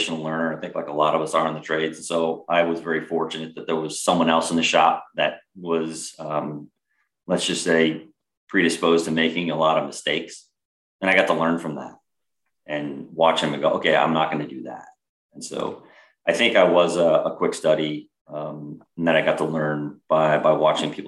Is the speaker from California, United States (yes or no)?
yes; California, United States; moved away as an adult; also born or lived in Massachusetts; growing up in California